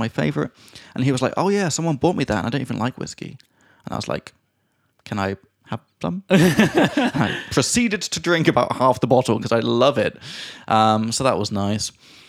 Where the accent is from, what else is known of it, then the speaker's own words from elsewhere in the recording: United Kingdom; everyone I meet, when they find out I'm British, they're like, oh, the food's terrible there, right?